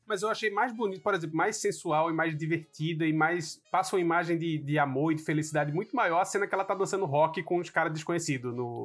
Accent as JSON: {"language": "Portuguese", "country": "Brazil", "tie": "born or raised there", "moved": "yes", "said": "não cresci num Brasil com essa discussão"}